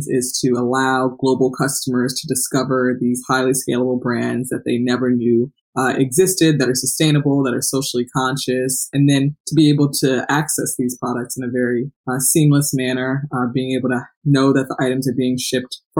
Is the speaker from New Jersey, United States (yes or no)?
yes; South Orange, New Jersey, United States; I'm from a very small town in New Jersey called South Orange